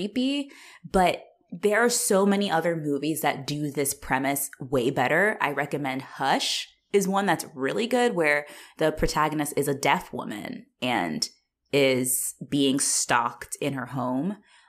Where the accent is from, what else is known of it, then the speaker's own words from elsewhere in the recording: Australia; I'm Australian.